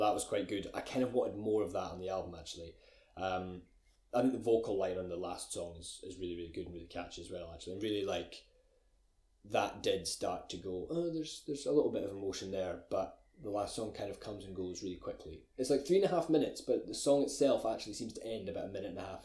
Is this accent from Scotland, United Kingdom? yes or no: yes; Glencoe, Scotland, United Kingdom; I'm from Glencoe. I'm from a little Scottish village.